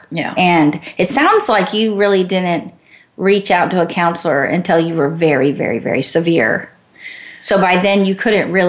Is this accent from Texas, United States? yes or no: yes; Garland, Texas, United States; now in Georgia, United States; grew up in Garland, Texas.